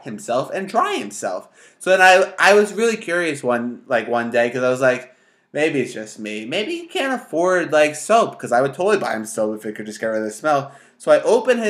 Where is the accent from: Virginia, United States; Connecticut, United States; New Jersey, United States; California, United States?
New Jersey, United States; I'm from North Jersey